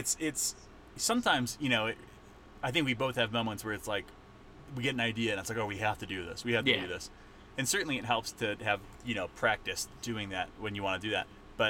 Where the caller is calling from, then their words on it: Estes Park, Colorado, United States; Nick is recording from Brooklyn. I'm recording from Estes Park, Colorado.